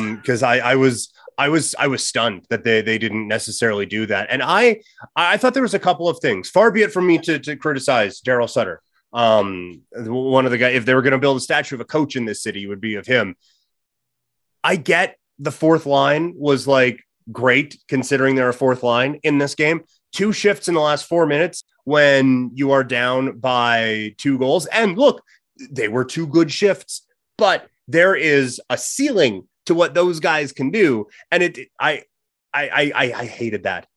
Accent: Saskatchewan, Canada; I grew up in Saskatchewan. I, I speak farmer

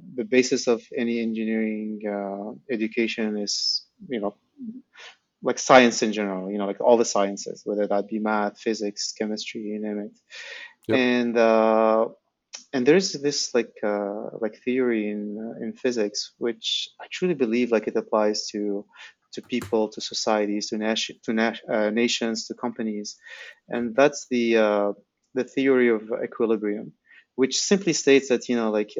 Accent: Algeria; also born or lived in Silicon Valley; I'm from Algeria, and, you know, like my parents grew up during the French colonization

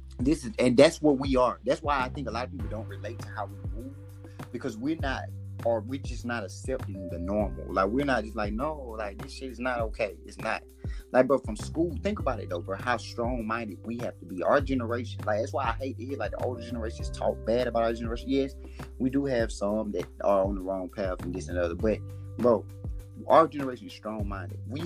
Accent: Alabama, United States; I'm originally from Alabama

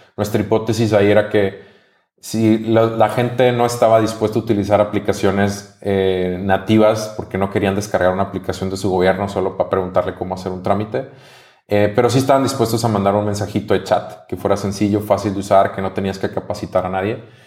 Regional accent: Mexico; soy mexicano

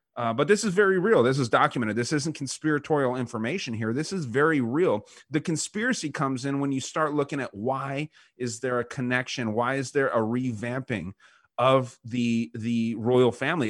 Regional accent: United States; us as American heterosexual men

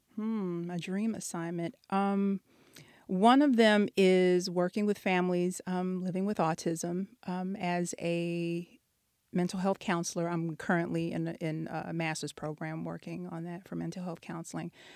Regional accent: Texas, United States; moved away as an adult; also born or lived in DMV (Washington, D.C. area); now in Washington, D.C. area, United States; I'm from Texas originally. Um, I've been here for about eight years

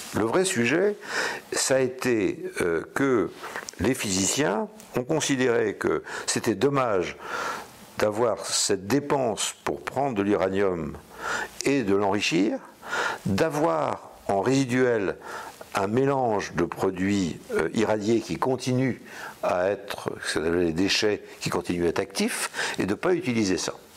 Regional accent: Brittany, France; en tant que breton

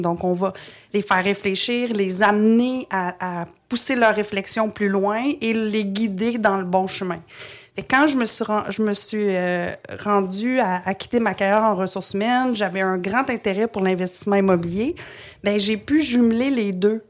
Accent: Montreal, Quebec, Canada; also born or lived in Trois-Rivières, Quebec; Je suis née à Trois-Rivières, mais euh, je pense que j'avais deux ans quand on a déménagé euh, à Montréal.

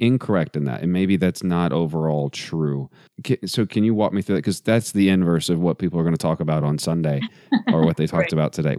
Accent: Texas, United States; I was born in Texas.

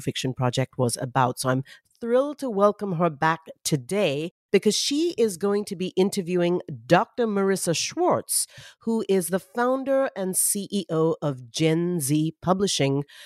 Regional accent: Mumbai, Maharashtra, India; I grew up in Mumbai, India

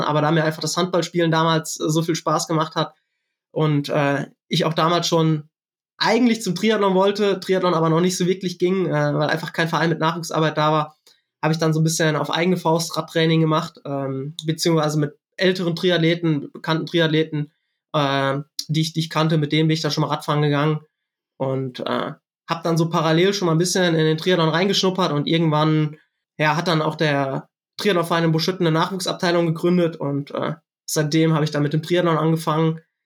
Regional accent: Siegerland, North Rhine-Westphalia, Germany; ich komme aus dem Siegerland

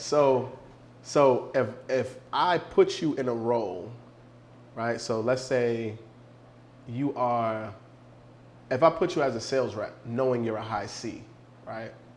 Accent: New York City, New York, United States; I'm from New York City

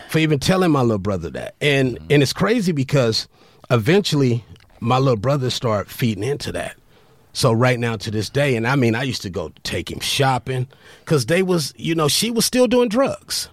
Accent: Compton, California, United States; I grew up in Compton

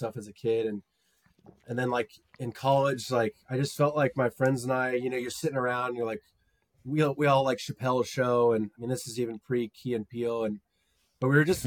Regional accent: Edwards, Colorado, United States; moved away as an adult; also born or lived in Denver, Colorado; now in Dallas, United States; I was born in Dallas, but moved to Colorado in 1997 with my family. We lived in a town called Edwards, which is near Beaver Creek in Vail.

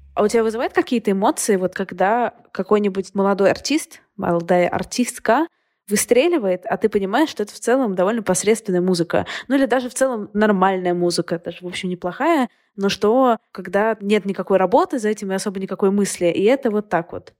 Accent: Saint Petersburg, Russia; also born or lived in Moscow; Я сама из Петербурга, но я прожила год в Москве

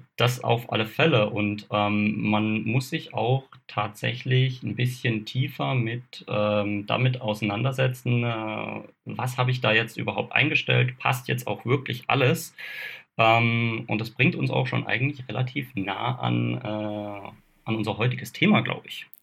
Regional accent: Kaiserstuhl, Freiburg im Breisgau region, Black Forest, Baden-Württemberg, Germany; Ich bin ursprünglich aus der Region äh, Freiburg-Breisgau äh, Hochschwarzwald, komme da vom Kaiserstuhl, bin hier halt eben auch aufgewachsen

